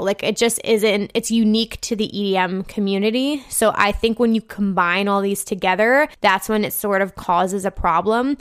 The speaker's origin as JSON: {"language": "English", "region": "New Jersey", "country": "United States", "moved": "yes", "said": "I'm from New Jersey, so this is sort of like a hometown festival"}